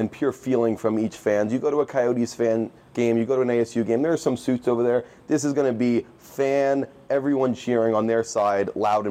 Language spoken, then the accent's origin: English; Connecticut, United States; I'm from Connecticut.